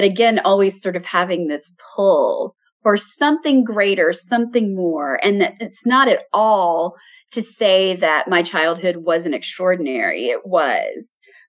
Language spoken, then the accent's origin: English; United States; I was in a small town. So my hometown is just on the border of Alabama and Georgia. So it's a small town, but it's near Atlanta, Georgia.